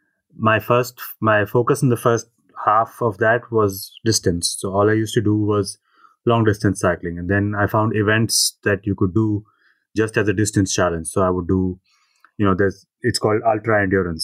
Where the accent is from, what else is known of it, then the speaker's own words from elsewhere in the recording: Hyderabad, Telangana, India; moved away; moving back to my hometown